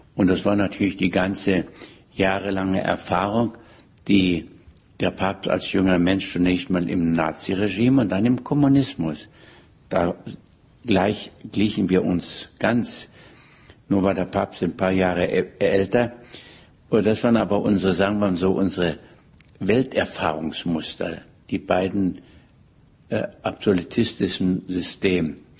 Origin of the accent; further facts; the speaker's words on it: Germany; als Deutscher